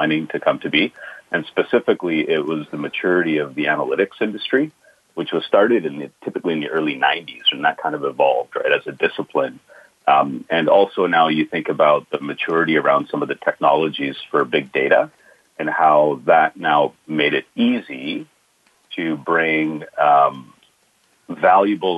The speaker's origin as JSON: {"language": "English", "town": "Boston", "region": "Massachusetts", "country": "United States", "said": "I'm a Boston guy, so based out of Boston, Mass."}